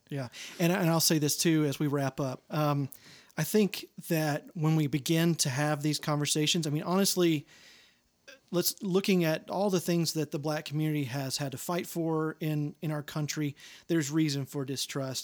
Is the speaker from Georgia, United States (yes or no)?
no; Longview, Texas, United States; seventy-five miles south of that, Longview